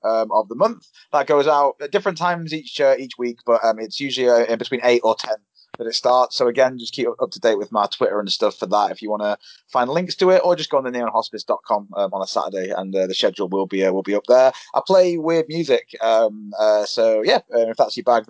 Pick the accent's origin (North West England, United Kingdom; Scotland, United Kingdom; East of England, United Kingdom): North West England, United Kingdom; Manchester; I'm from Manchester